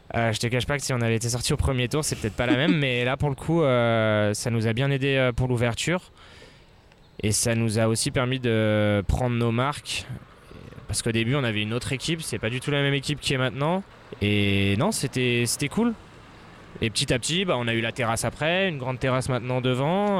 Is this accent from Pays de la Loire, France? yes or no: no; Annemasse, Auvergne-Rhône-Alpes, France; moved away as an adult; also born or lived in Mexico / Spain; Je suis d'Annemasse, je suis né ici